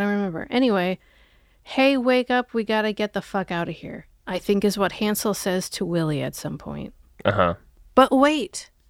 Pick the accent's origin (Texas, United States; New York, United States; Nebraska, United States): Nebraska, United States; Omaha; Oh, yeah, I grew up in Omaha.